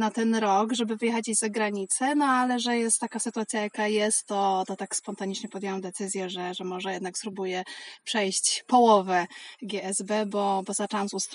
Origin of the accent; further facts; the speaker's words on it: Brzesko, Lesser Poland, Poland; Jestem z Brzeska